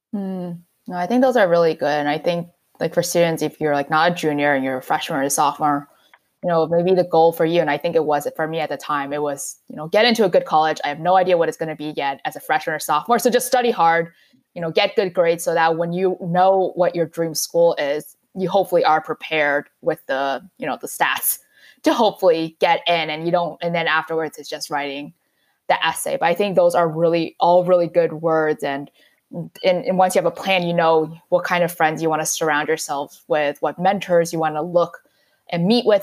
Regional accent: New York City, New York, United States; moved away as an adult; also born or lived in New Hampshire; the little pocket that we grew up in New York City for me and Flushing and Queens

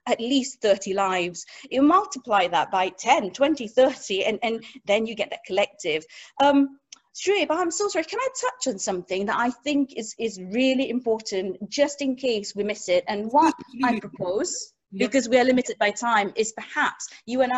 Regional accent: Singapore; moved away; I grew up in Singapore

